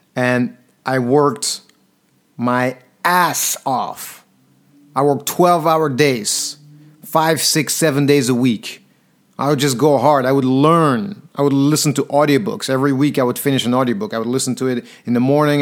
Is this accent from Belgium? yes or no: yes; Antwerp, Flanders, Belgium; moved away as an adult; also born or lived in London; when I moved from Belgium, Antwerp, my home city, to London